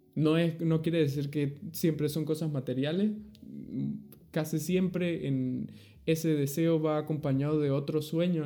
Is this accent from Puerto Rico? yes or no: no; Venezuela; moved away; also born or lived in Argentina; de Venezuela